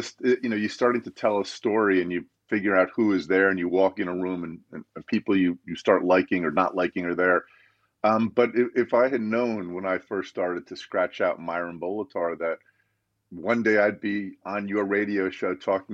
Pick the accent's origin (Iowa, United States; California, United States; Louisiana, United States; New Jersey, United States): New Jersey, United States; my home state of New Jersey